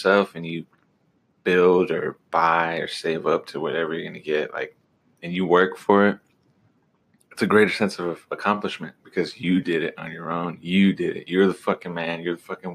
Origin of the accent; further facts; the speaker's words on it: United States; I'm a real American